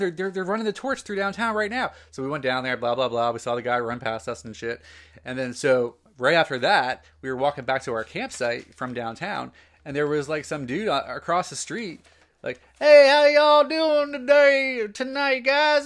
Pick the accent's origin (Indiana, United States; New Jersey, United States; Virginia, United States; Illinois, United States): New Jersey, United States; I worked the ninety-six Olympics in Atlanta, and I was from New Jersey